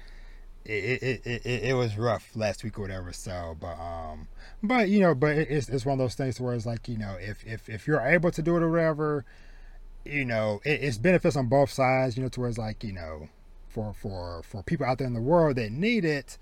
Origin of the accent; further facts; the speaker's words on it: deep southeast Texas, United States; moved away as an adult; now in Dallas-Fort Worth, United States; I was born and raised in deep southeast Texas, so like down maybe like a few hours from Houston